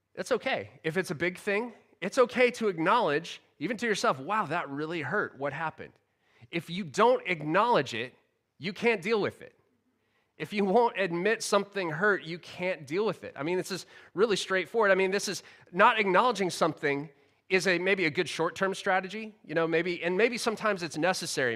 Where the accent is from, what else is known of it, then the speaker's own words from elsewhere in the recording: United States; now in United Kingdom; the culture I grew up in in America